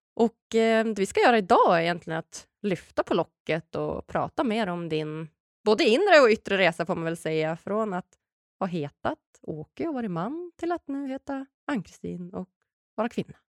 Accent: Umeå, Västerbotten County, Sweden; jag kommer ju från Umeå, Norrland

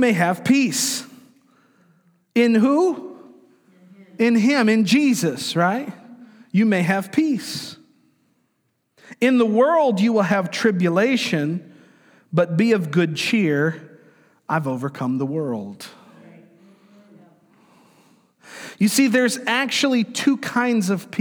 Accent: Florida, United States; I grew up in Florida

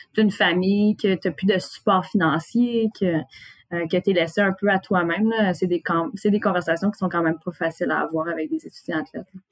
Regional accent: Gatineau, Quebec, Canada; je viens de Gatineau

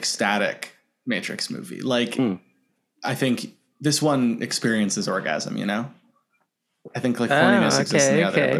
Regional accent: New York City, New York, United States; I'm from Queens.

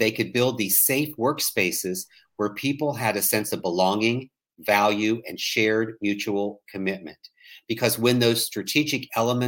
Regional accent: West Virginia, United States; now in Daniel Island, South Carolina, United States; I was born and raised in a very small town in West Virginia

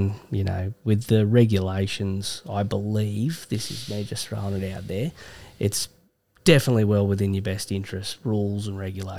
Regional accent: Australia; Obviously, Jordan Mulata's a bit of an interest for us as Aussie fans there.

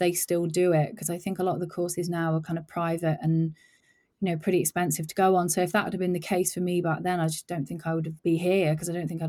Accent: Midlands, United Kingdom; And you know, I grew up in the Midlands, like towards the north of England

